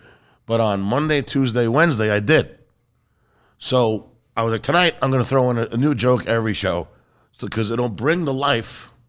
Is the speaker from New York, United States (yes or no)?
yes; New York, United States; But really, I'm a New Yorker.